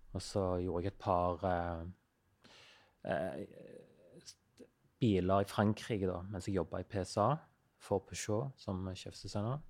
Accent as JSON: {"language": "Norwegian", "region": "Western Norway", "country": "Norway", "tie": "born or raised there", "moved": "yes", "said": "sånn som den øya der jeg vokste opp, der er Det er jo nesten ikke et flatt jord"}